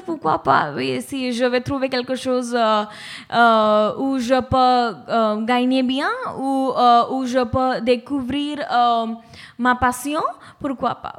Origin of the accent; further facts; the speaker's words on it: Mumbai, Maharashtra, India; French is a second language; moved away; je suis de Bombay